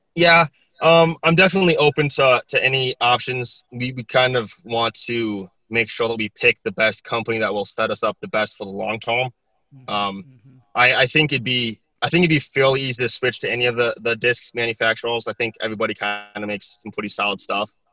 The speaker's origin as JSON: {"language": "English", "region": "South Dakota", "country": "United States", "tie": "born or raised there", "also_born_or_lived": "Texas", "moved": "yes"}